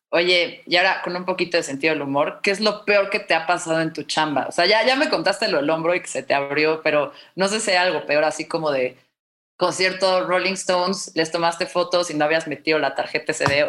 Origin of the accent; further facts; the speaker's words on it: Mexico City, Mexico; soy chilanga de toda la vida, nunca he vivido en otro lado